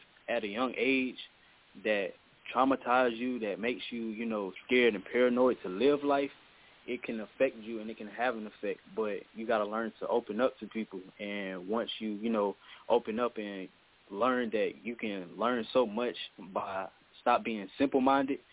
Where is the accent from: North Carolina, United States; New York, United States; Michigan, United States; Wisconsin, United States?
North Carolina, United States; Durham; I'm from Durham, North Carolina. Durham, North Carolina, the 919 Bull City